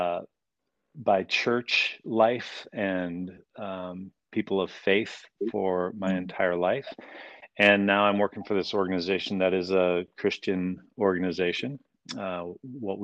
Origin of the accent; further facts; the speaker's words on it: Calgary, Alberta, Canada; also born or lived in Chicago, United States / Colorado, United States; now in Vancouver, Washington, United States; I grew up in Calgary, Western Canada